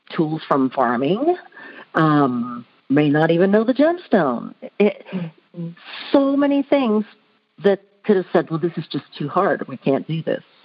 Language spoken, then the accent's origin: English; Houston, Texas, United States; I grew up in Houston, Texas, kind of on the outskirts of Houston